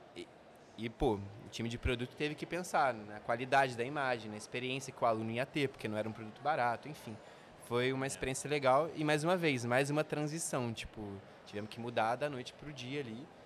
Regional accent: Volta Redonda, Rio de Janeiro, Brazil; a gente é do interior do Rio, né, de Volta Redonda

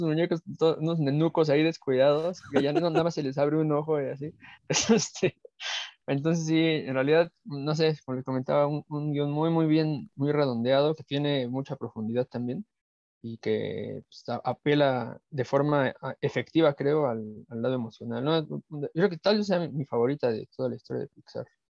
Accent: Mexico; a nosotros como mexicanos

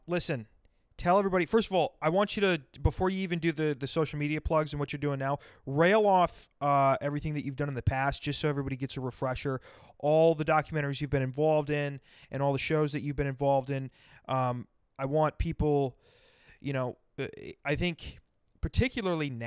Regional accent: Rapid City, South Dakota, United States; also born or lived in Sioux Falls, South Dakota; I've lived in Sioux Falls, but I'm from Rapid City, which is like 5.5 hours west on I-90.

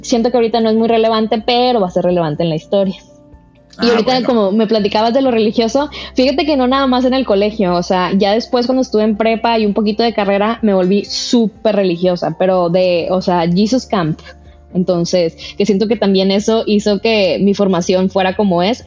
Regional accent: Monterrey, Nuevo León, Mexico; also born or lived in Toluca / Mexico City; crecí en Monterrey, o León, en México, pero a los seis años cambiaron de trabajo a mi papá

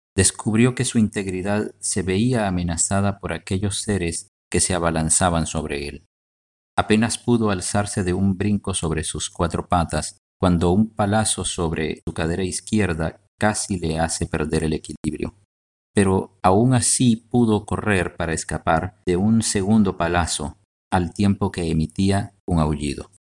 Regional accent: Guatemala

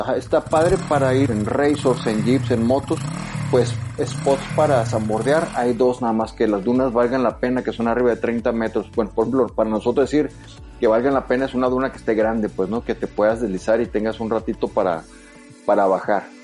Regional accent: Sonora, Mexico; soy de ahí

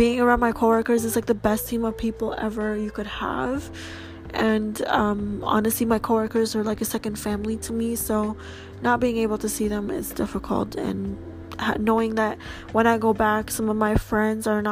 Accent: Canada; I'm Canadian

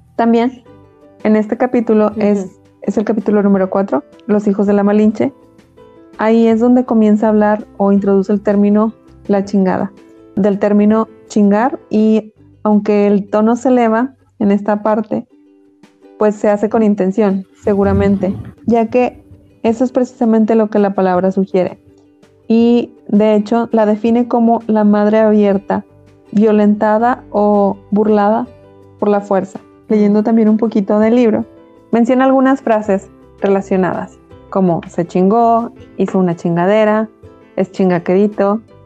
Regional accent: Mexico; percibimos la vida como la percibimos en México

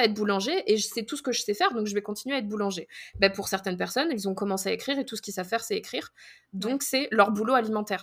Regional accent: France; first language French; moved away as an adult; now in Minnesota, United States; on est français

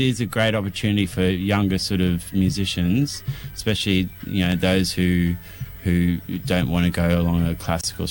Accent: Rockhampton, Queensland, Australia; moved away as an adult; also born or lived in West End, Brisbane; now in Victoria, Australia; I was born in Rockhampton and lived in West End for the last 4 years.

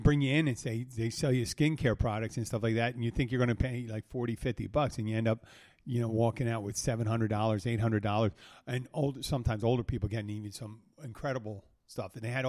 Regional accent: Philadelphia, Pennsylvania, United States; When I was growing up in Philadelphia, there was a family, guys, and they are Irish Catholic. I'm Irish Catholic

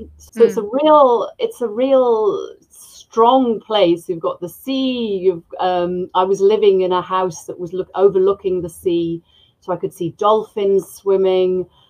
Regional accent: Cardiff, Wales, United Kingdom; moved away as an adult; also born or lived in Aberystwyth, Wales; now in Argentina; I'm from Cardiff, which is the capital of Wales. And then in around 2000, I moved to West Wales, Aberystwyth, which is a seaside town

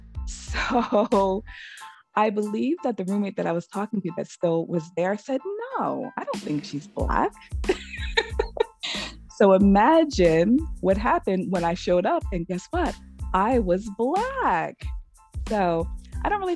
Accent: New York, United States; moved away as an adult; also born or lived in Boston, Massachusetts; I'm born and raised, New York is, you know, my home state, but at some point I moved to Massachusetts, specifically to Boston

